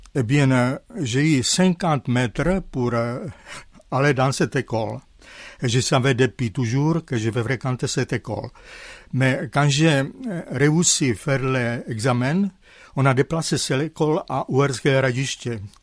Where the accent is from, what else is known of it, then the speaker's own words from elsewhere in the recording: Zlín, Zlín Region, Czechia; French is a second language; moved away as an adult; now in France; ils ont changé le nom de ma ville natale, Zlin à Gottwaldorf